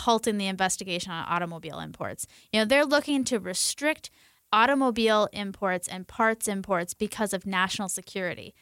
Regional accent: Michigan, United States; And I come from Michigan, a place of folks who are living those kind of middle class livelihoods.

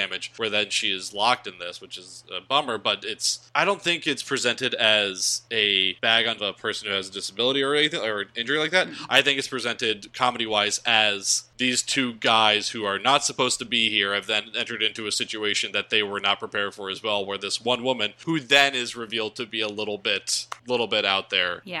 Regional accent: New Jersey, United States; also born or lived in Philadelphia, Pennsylvania; I'm from South Jersey and I lived in Philadelphia for a long time and grew up going to Philly

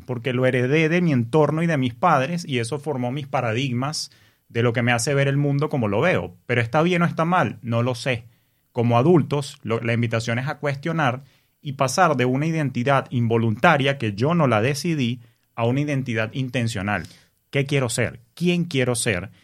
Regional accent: Venezuela; moved away as an adult; also born or lived in New York, United States; now in United States; Yo vengo de Venezuela, en un país donde se asocia el dinero con la corrupción

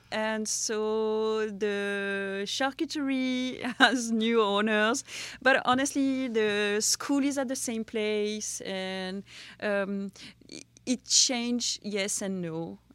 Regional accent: Châteauneuf-du-Pape, Provence-Alpes-Côte d'Azur, France; also born or lived in Besançon; I'm from Châteauneuf-du-Pape. Uh, I was, uh, raised there

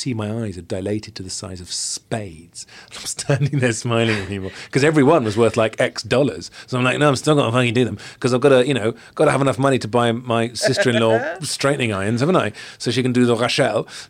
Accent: South Wales, United Kingdom; growing up in South Wales

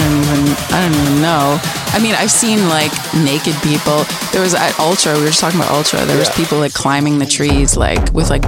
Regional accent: Toronto, Ontario, Canada; moved away; also born or lived in New York; I started in New York, so okay. I'm from Toronto.

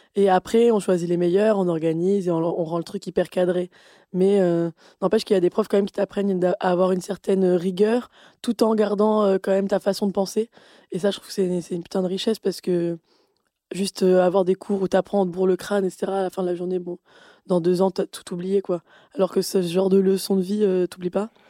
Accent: Avignon, Provence-Alpes-Côte d'Azur, France; j'ai grandi à Avignon

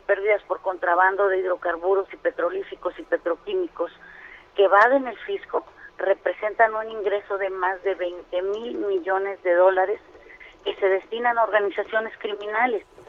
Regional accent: Campeche, Mexico; yo vengo de Campeche

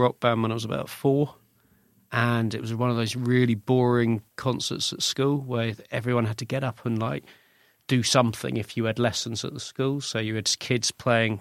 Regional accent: Twickenham, London, United Kingdom; I grew up in Twickenham.

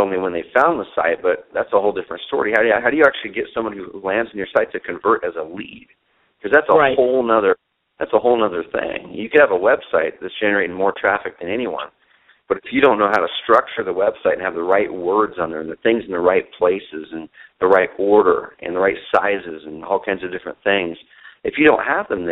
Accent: Southern Oregon, United States; also born or lived in Portland, Oregon; I grew up in Southern Oregon

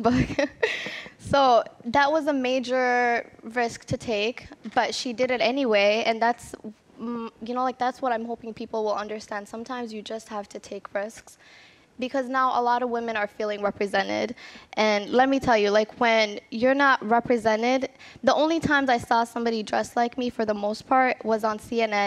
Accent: Minnesota, United States; I never saw myself different than other Minnesotans. You know, I was raised there.

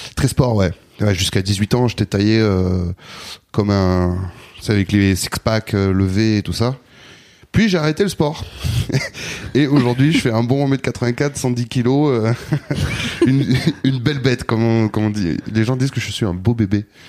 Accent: Bordeaux, Nouvelle-Aquitaine, France; moved away as an adult; also born or lived in Anglet, Basque Country; now in Paris, France; je suis né à Bordeaux, j'ai grandi à Bordeaux, puis, euh, très jeune, à l'adolescence, je suis parti au Pays Basque. Et j'ai grandi en Anglette

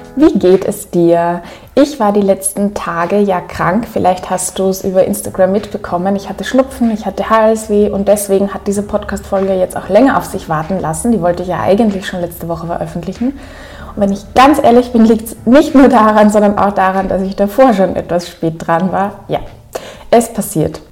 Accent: Upper Austria, Austria; accent: Upper Austrian; ich ziemlich in meinen oberösterreichischen Akzent gefallen bin, dort

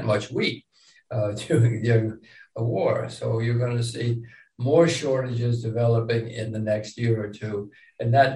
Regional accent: United States; I'm an American

